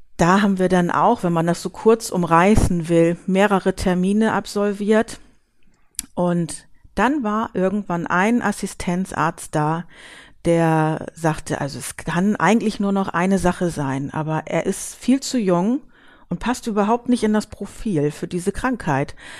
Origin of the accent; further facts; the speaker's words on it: Hamburg, Germany; now in Büsum, Germany; gebürtig komme ich aus Hamburg und wohne seit vielen Jahren hier